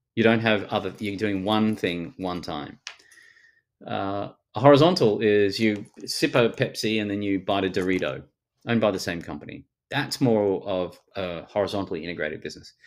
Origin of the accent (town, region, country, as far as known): Australia; accent: Australian